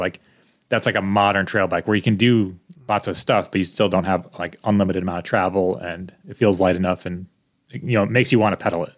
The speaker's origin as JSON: {"language": "English", "region": "Connecticut", "country": "United States", "moved": "yes", "said": "I'm from Connecticut"}